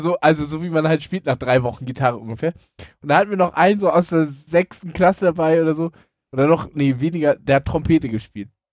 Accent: Elmshorn, Schleswig-Holstein, Germany; als ich äh, Pizza ausgefahren habe in Elmshorn, also in meiner Heimatstadt

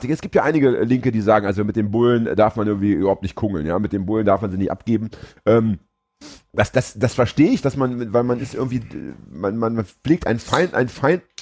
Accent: Hamburg, Germany; wir haben jetzt gerade aufgedeckt, dass ich als Hamburger ohne Internetzugang und ohne Computertechnik keinen Termin mehr beim Amt bekomme

